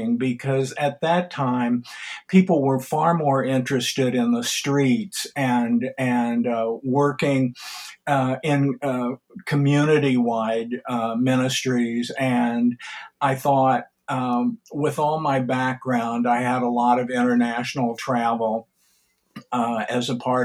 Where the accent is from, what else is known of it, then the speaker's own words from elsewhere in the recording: Columbia, Missouri, United States; also born or lived in Manhasset, New York; I was born in Columbia, Missouri